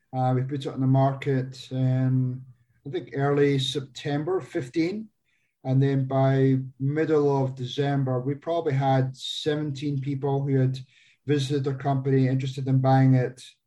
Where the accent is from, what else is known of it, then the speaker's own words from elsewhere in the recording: Scotland, United Kingdom; moved away as an adult; now in Phoenix, United States; I'm not originally from the US. I um, came across here in 99 from Scotland